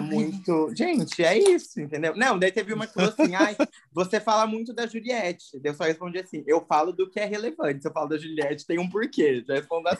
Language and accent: Portuguese; Paraná, Brazil; moved away as an adult; now in São Paulo, Brazil; Sou do Paraná, sou paranaense, mas moro em São Paulo.